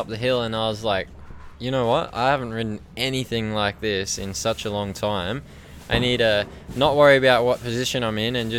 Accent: Australia; what I grew up riding on in Australia

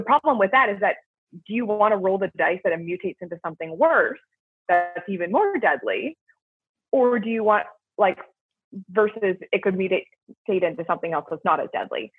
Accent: Canada; moved away as an adult; now in United States; being Canadian and now working in a US healthcare system

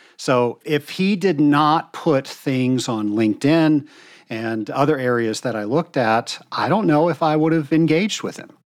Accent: the South, United States; I'm from the South, so we have expressions for everything.

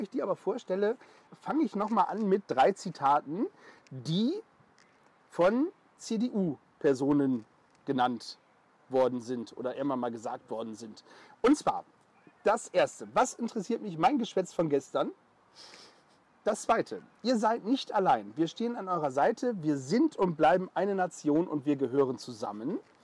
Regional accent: the North, Northern Germany, Germany; bei uns im Norden

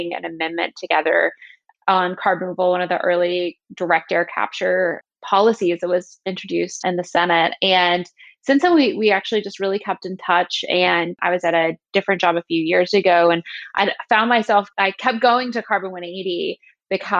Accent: Southern West Virginia, United States; moved away as an adult; now in Washington, D.C., United States; I'm from Southern West Virginia, little town called Canova, outside of a town called Canova

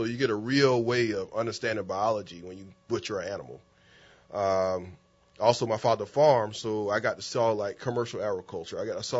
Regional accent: Paxville, South Carolina, United States; now in New Orleans, United States; I'm a country kid from South Carolina, Paxville. I grew up in Paxville. I went to school in Manning. I was raised on a family farm.

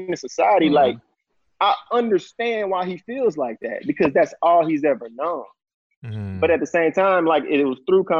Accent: Houston, Texas, United States; I'm from Houston. So it's like we grew up around a lot of those tensions

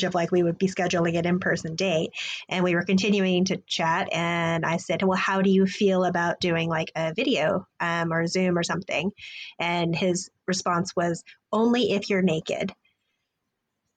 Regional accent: Texas, United States; moved away; I've lived in a bunch of places all over the U.S., but I grew up in Texas

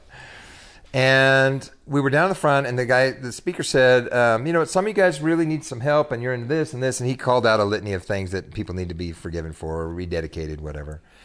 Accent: Bakersfield, California, United States; moved away as an adult; also born or lived in Sacramento / Dallas, Texas; now in Texas, United States; I was born in the Central Valley, California, and grew up there

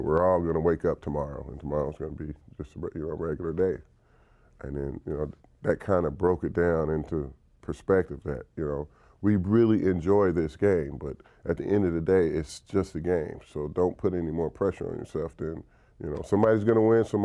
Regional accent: Dallas, Texas, United States; moved away; the Cowboys, my hometown team

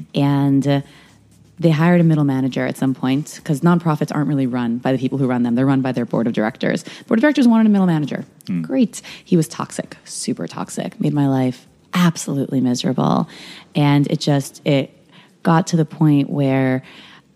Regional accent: New York, United States; now in Los Angeles, United States; I'm from New York originally

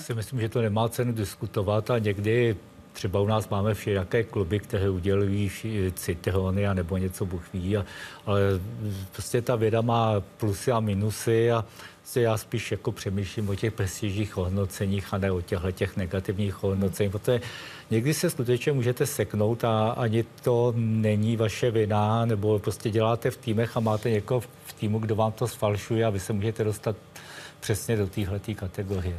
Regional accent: Czechia; jako Češi

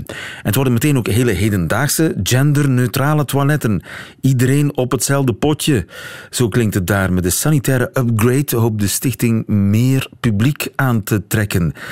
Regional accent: Belgium; hoe het vroeger bij ons in de Afrikaanse kolonie Congo was

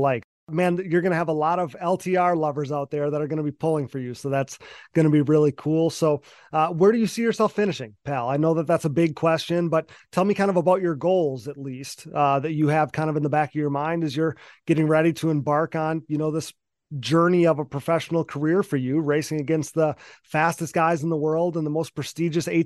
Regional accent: Wisconsin, United States; I'm from Wisconsin, so I'm way up north

